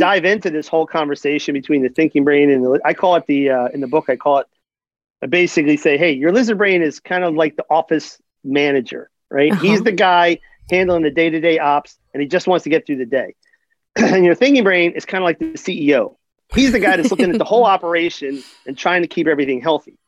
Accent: Philadelphia, Pennsylvania, United States; also born or lived in New Jersey; I'm from Philly

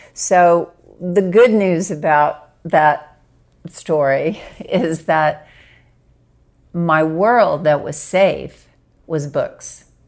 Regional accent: Arkansas, United States; I grew up in Arkansas

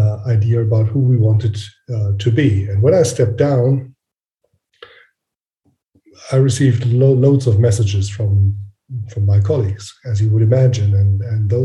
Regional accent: Frankfurt, Hesse, Germany; I'm from Frankfurt, Germany.

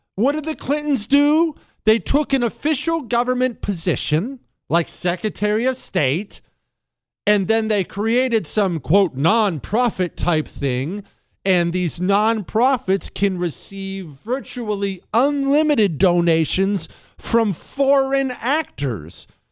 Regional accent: Montana, United States; moved away; I grew up in Montana

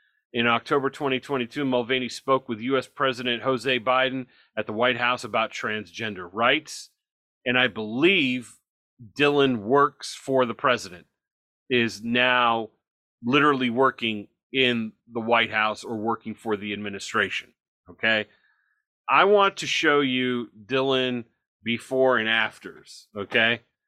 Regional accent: Toronto, Ontario, Canada; It reminds me of when I grew up in Toronto, they jabber.

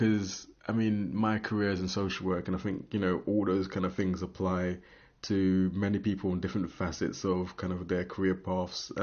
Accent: London, United Kingdom; now in Aberdeen, United Kingdom; I'm from London

